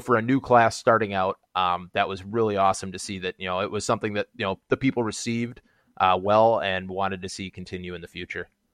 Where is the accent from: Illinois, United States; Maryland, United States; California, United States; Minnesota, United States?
Minnesota, United States; I'm from Minnesota